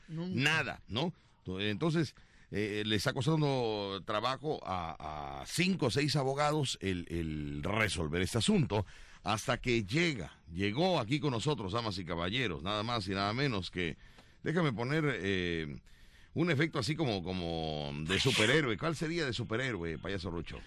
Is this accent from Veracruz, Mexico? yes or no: yes; Veracruz, Mexico; yo soy de Veracruz y creo en mi Veracruz